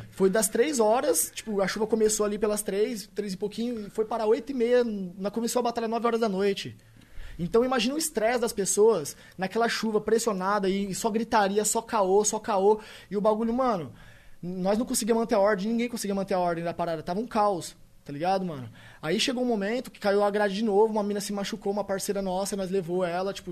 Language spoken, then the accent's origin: Portuguese; Tupã, São Paulo, Brazil; Sou do interior de São Paulo, Tupã, cidade abençoada. Salve a todos tupanenses